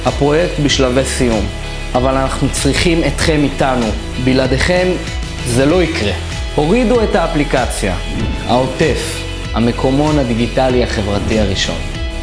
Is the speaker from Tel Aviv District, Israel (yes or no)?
no; Gaza envelope, Southern District, Israel; תושב ויליד עוטף עזה